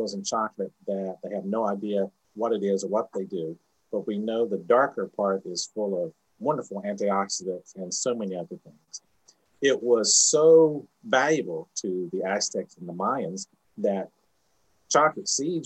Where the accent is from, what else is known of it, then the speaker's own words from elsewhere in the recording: Southeast, United States; now in Ohio, United States; Where I grew up in the Southeast, all soda pop is called a drink